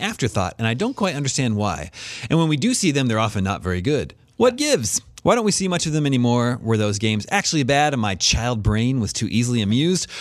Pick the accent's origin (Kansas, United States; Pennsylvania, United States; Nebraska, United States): Kansas, United States; growing up in Kansas, the suburbs of Kansas in the eighties